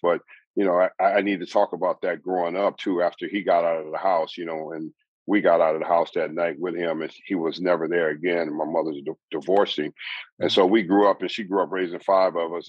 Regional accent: Southern California, United States; I grew up in Southern California

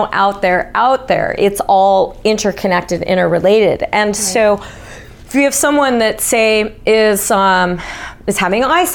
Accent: United States; I was from America

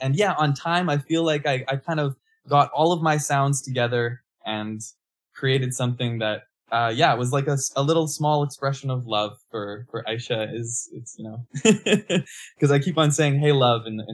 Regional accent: Manitoba, Canada; now in Hamilton, Canada; I grew up in Manitoba, moved to Hamilton in 2011, and I've been doing music from here, based here

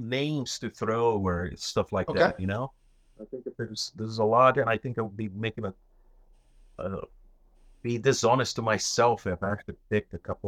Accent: Brazil; now in United States; growing up in Brazil, for example, you know, we didn't have a lot of money

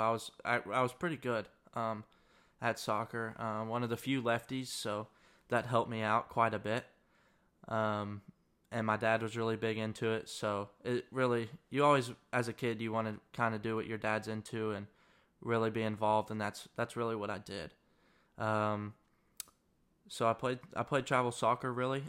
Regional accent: Searcy, Arkansas, United States; moved away as an adult; now in Mississippi, United States; I am from Searcy, Arkansas, which is about a twenty-five thousand person town in the middle of Arkansas

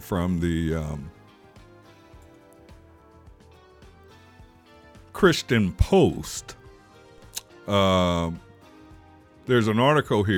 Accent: Kansas City, Missouri, United States; I am from Kansas City

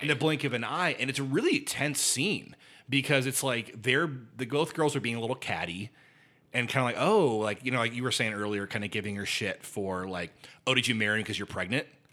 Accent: Indiana, United States; I grew up in Indiana

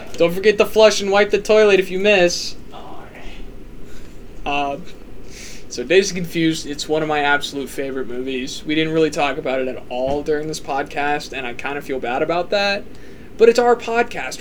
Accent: Midwest, United States; we didn't grow up in the South, we grew up in the Midwest

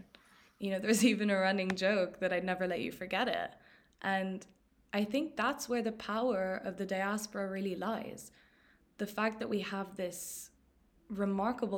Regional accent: London, United Kingdom; moved away; also born or lived in Jordan; Growing up in London, I didn't feel English enough.

